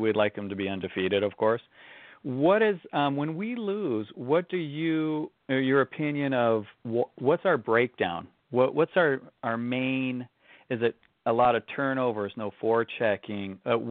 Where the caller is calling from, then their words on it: Lake Forest, California, United States; Hi, gentlemen. … from Lake Forest.